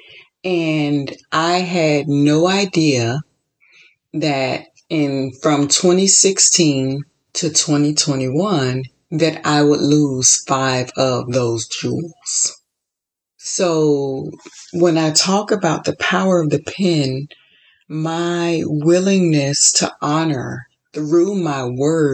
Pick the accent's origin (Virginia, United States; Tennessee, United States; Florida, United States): Florida, United States; moved away as an adult; also born or lived in Chicago; now in California, United States; I was born and raised in Florida. Then I lived in Chicago for 8 years, and now I've been in California for 9 years.